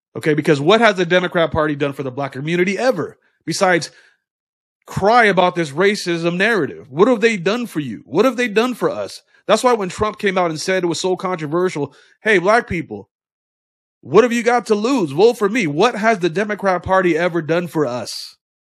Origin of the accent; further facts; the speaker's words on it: United States; We are Americans.